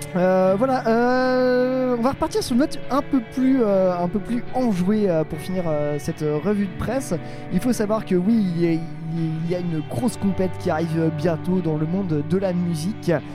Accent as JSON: {"language": "French", "town": "Nantes", "region": "Pays de la Loire", "country": "France", "said": "en tant que Nantais, nous"}